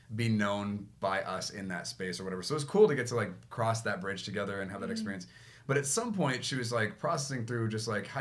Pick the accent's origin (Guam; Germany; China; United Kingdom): Guam; moved away; I grew up in Guam